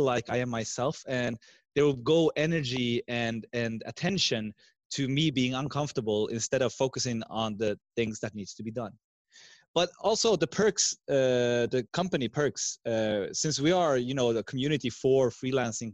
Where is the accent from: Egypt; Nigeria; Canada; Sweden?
Sweden; English is a second language; I'm from Sweden with two parents from also different countries. My mother is from Finland, and my dad, as I said in the beginning, is Iranian Persian